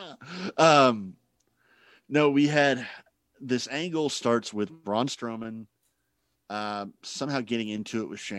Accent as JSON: {"language": "English", "region": "Scotland", "country": "United Kingdom", "said": "I'm sorry, I'm Scottish."}